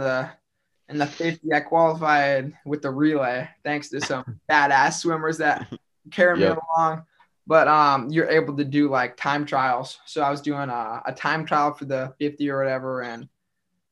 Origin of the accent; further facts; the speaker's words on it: Grand Island, Nebraska, United States; So we're both from Grand Island. Actually, originally